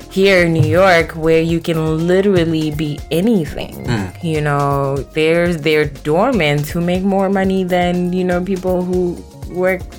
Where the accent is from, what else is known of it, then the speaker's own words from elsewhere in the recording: South Africa; also born or lived in Zimbabwe; now in United States; Um, so I was born in Zimbabwe. Mm-hmm and raised in South Africa. Well, actually, I'm kind of like an international baby